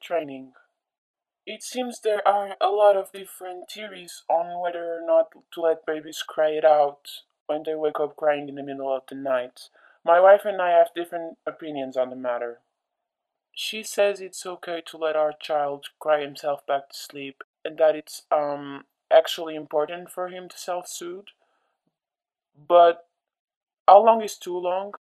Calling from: Lisbon, Portugal; I'm calling from Lisbon, Portugal

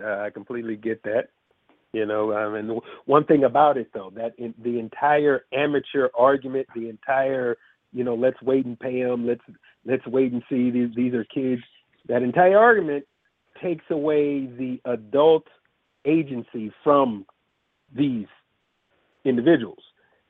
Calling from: California, United States; I'm calling from Cali.

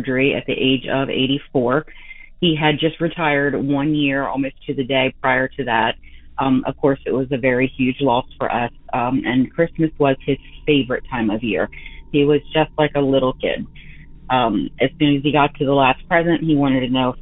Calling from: Delaware, United States; I'm calling from Delaware.

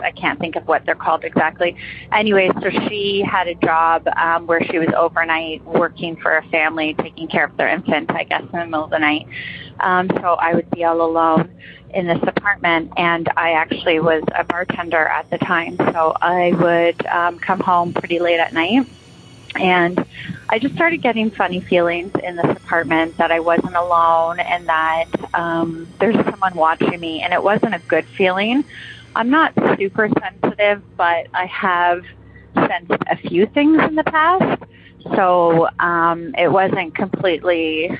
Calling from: Toronto, Ontario, Canada; I'm calling from Toronto.

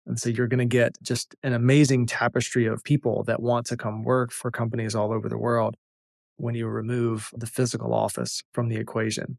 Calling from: North Carolina, United States; calling in from North Carolina

